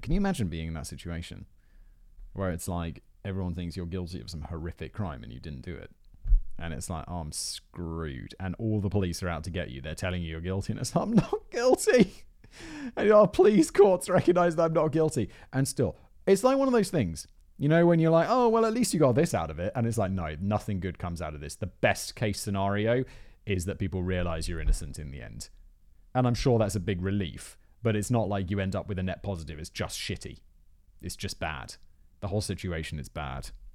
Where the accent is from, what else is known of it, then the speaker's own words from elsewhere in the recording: United Kingdom; as a British person